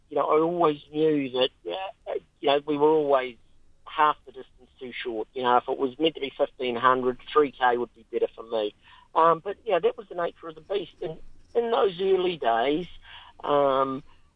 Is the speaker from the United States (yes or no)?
no; Dunedin, Otago, New Zealand; growing up in Dunedin